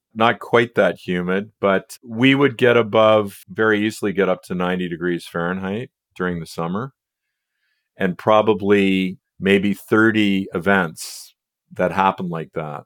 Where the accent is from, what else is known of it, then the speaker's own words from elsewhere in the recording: United States; now in Canada; I'm really an American living in Canada